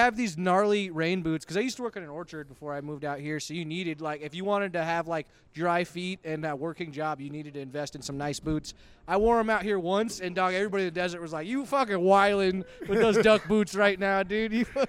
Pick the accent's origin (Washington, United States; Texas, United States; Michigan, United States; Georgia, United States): Washington, United States; Eastern; now in Tucson, United States; Washington State, like Eastern Washington.